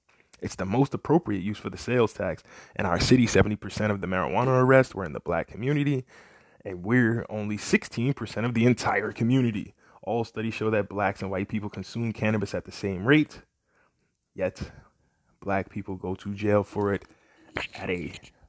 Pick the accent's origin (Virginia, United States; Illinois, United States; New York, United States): Illinois, United States; Evanston; Growing up in Evanston for me was definitely good, despite the racism that I faced.